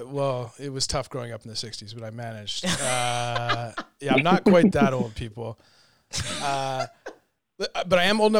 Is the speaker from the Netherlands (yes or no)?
no; Montreal, Quebec, Canada; moved away as an adult; now in California, United States; my hometown in Montreal, Canada.